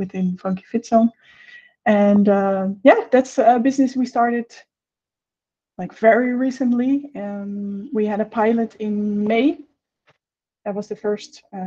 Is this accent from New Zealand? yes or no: no; Netherlands; now in Brazil; I am currently living in Brazil, and I am from the Netherlands.